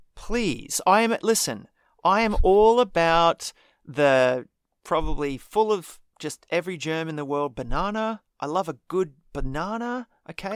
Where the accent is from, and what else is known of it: Australia